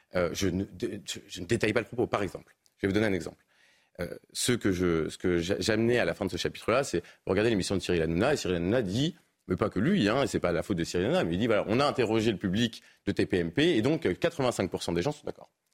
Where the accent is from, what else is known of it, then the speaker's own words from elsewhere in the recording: Paris, Île-de-France, France; Je suis parisien